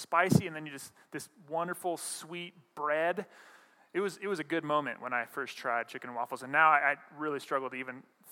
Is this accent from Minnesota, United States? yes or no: no; Montana, United States; moved away; I grew up in Montana